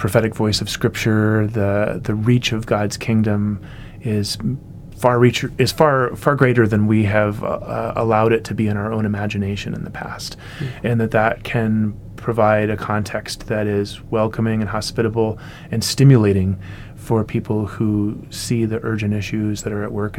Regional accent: United States; as an American

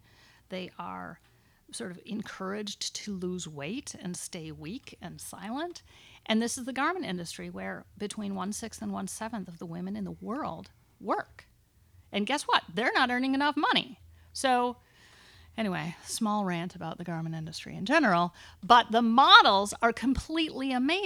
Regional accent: United States; a woman growing up in America

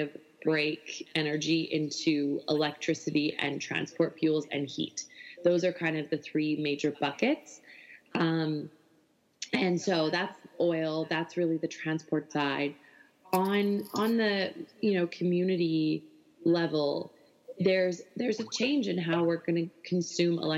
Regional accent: Alberta, Canada; I love Alberta. It's where I'm from. I'm from a, you know, coal producing town

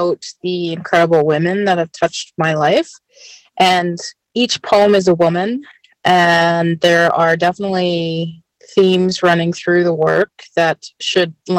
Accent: Treaty 6 and 7, Alberta, Canada; also born or lived in Red Deer, Alberta; I'm from Treaty 6 and 7. I live in Red Deer, Alberta, Canada.

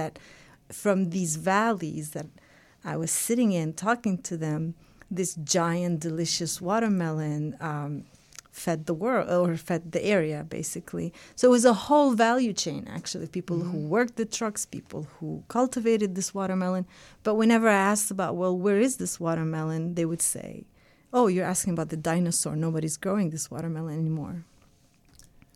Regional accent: Bethlehem, West Bank, Palestine; I was too young when I was trying to start this farm in my hometown

